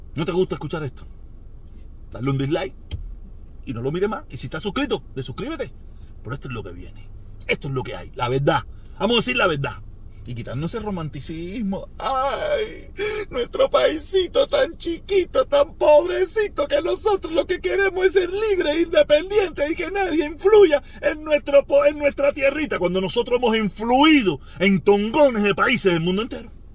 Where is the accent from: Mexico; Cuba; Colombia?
Cuba; moved away; salimos de Cuba